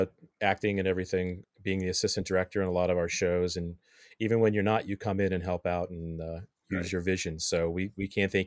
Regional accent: Midwest, United States; I grew up in the Midwest. Lance, you grew up in the Midwest. And there was no community theater where I grew up. I can tell you that. And coming out here, it's so nice to have those outlets.

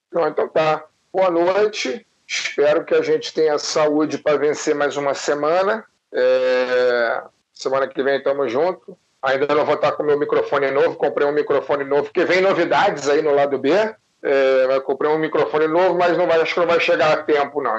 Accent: Brazil; nós, enquanto brasileiros

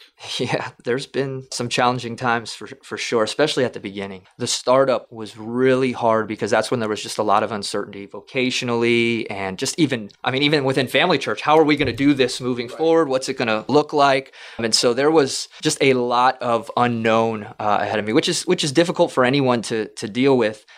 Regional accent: South Florida, United States; also born or lived in Kentucky; We're both from South Florida.

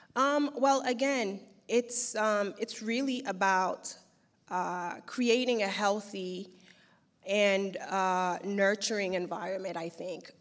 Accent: Haiti; also born or lived in New York; now in Turkey; having been born and raised in Haiti

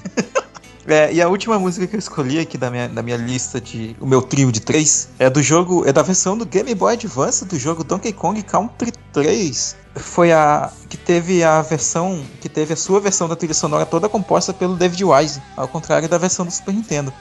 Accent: Amazonas, Brazil; eu sou daqui do Amazonas

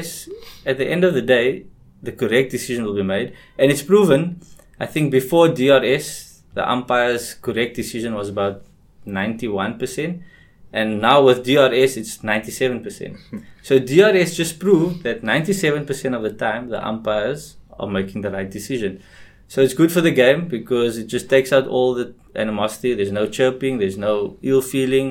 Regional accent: Cape Town, Western Cape, South Africa; growing up in Cape Town

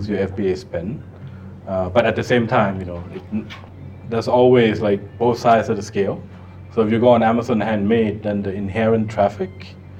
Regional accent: United States; now in Bangkok, Thailand; I grew up in the States

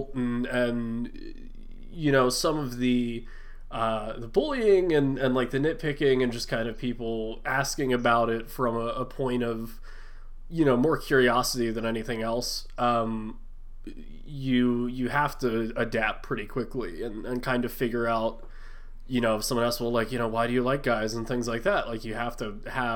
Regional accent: West Chester, Pennsylvania, United States; I grew up about 45 minutes, like 20 or so miles from Philly.

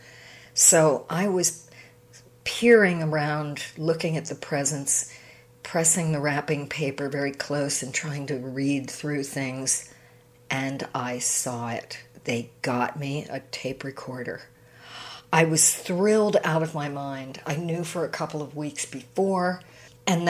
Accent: outside of Philadelphia, Pennsylvania, United States; we grew up outside of Philadelphia.

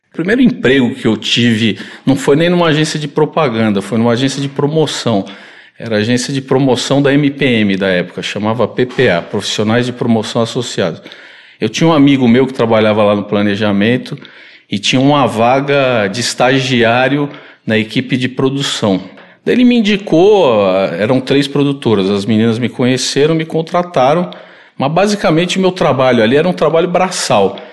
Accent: São Paulo, Brazil; Eu nasci aqui em São Paulo

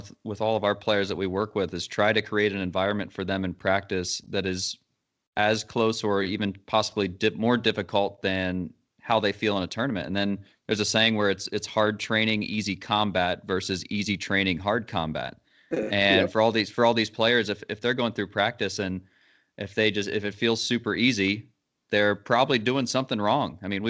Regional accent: Dublin, Leinster, Ireland; I grew up in Dublin

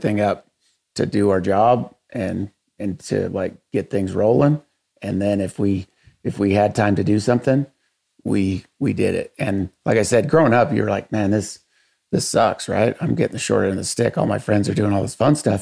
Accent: Dyer, Nevada, United States; also born or lived in Oregon; I grew up in Dowers, Nevada. We moved here when I was 5. We moved down from Oregon.

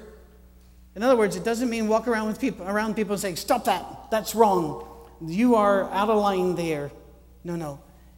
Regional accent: Scotland, United Kingdom; I'm Scottish

